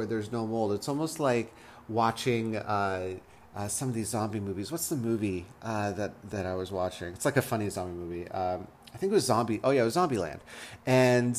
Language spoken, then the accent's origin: English; Las Vegas, Nevada, United States; moved away; I actually was born and raised in Vegas, which is desert, right